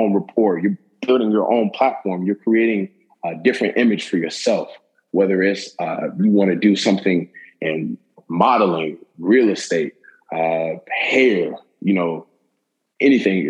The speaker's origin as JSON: {"language": "English", "town": "Tallahassee", "region": "Florida", "country": "United States", "tie": "born or raised there", "said": "growing up in Tallahassee"}